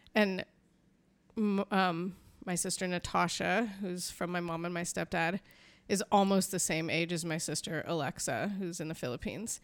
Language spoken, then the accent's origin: English; San Francisco, California, United States; I was born in San Francisco, California